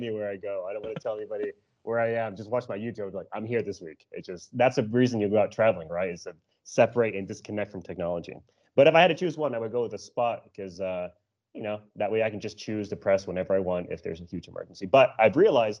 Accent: El Paso, Texas, United States; moved away as an adult; Texas is my hometown. This is where my family's from. This is where I'm from

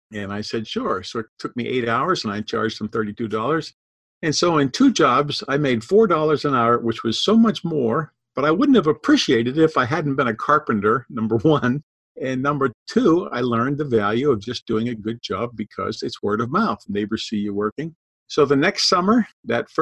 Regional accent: Pittsburgh, Pennsylvania, United States; moved away as an adult; also born or lived in Massachusetts / Georgia; I grew up in Pittsburgh. We have lots of hills in Pittsburgh.

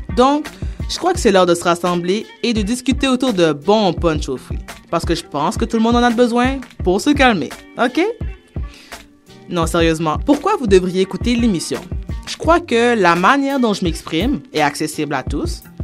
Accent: Montreal, Quebec, Canada; also born or lived in Haiti (ancestry); je viens de Montréal-Nord au Québec. Je suis d'origine haïtienne.

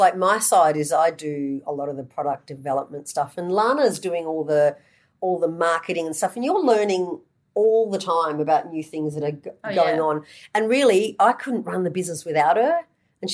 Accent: Australia; We're from Australia.

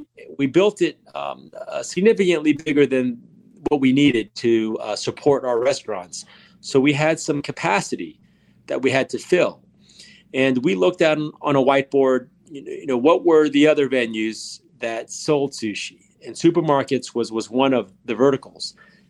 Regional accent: Miami, Florida, United States; growing up in Miami, right, year-round kind of tropical weather

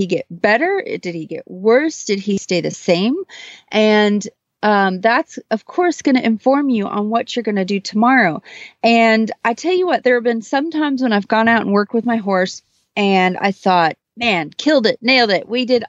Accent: Kent, Texas, United States; from Kent, Texas.

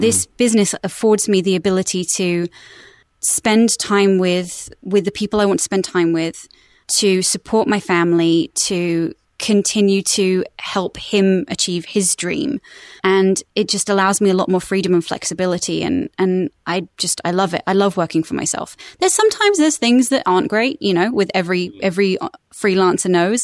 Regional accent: West Sussex, South East England, United Kingdom; accent: British; moved away as an adult; now in United States; I'm originally from West Sussex in the United Kingdom, um, and then when I was eighteen, I decided to move to America for six months, and I've now been here for sixteen years.

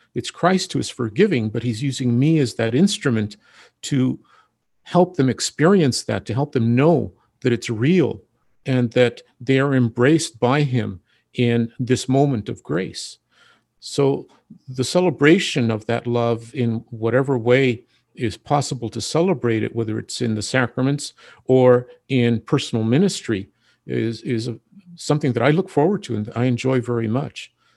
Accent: Ventura, California, United States; now in Santa Barbara, United States; I am originally from Ventura

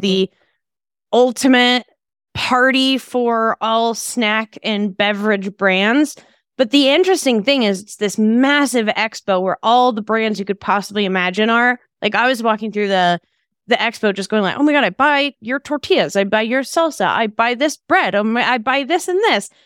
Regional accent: Texas, United States; I'm from Texas

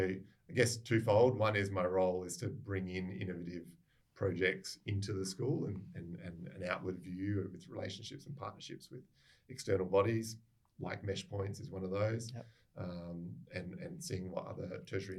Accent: Adelaide, South Australia, Australia; moved away as an adult; also born or lived in Brisbane / Sydney; now in Perth, Australia; I'm from Adelaide originally

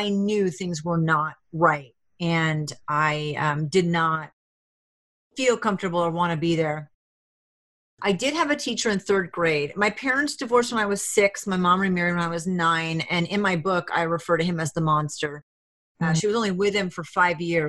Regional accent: Rhode Island, United States; moved away; also born or lived in Alaska / Hawaii / New Hampshire; I was from Rhode Island

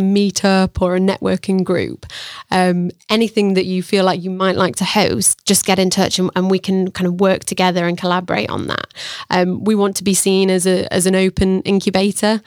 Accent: Sheffield, Yorkshire and the Humber, United Kingdom; moved away as an adult; also born or lived in Australia; now in Sheffield, United Kingdom; originally I'm from Sheffield, um, born and bred.

